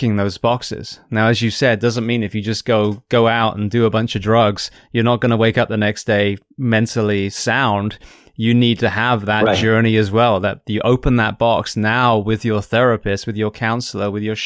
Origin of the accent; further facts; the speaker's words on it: near Bristol, South West England, United Kingdom; close to where I grew up in England.